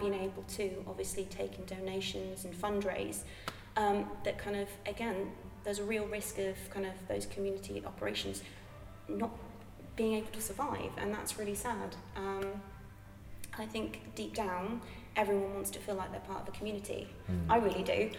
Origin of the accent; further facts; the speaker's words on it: Bristol, South West England, United Kingdom; moved away as an adult; also born or lived in Bath; I'm from Bristol originally. I'm Bristol born and bred.